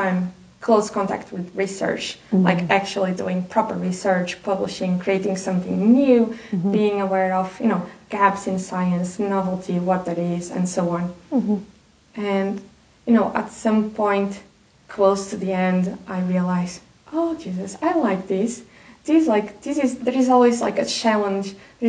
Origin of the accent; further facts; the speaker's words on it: Portugal; English is a second language; just to be able to go home and enjoy